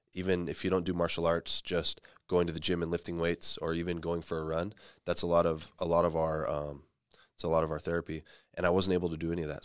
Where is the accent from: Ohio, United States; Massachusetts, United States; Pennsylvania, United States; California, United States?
California, United States; Fresno; moved away as an adult; now in San Jose, United States; I grew up in Fresno and, um, I started my M M A and jiu-jitsu experience there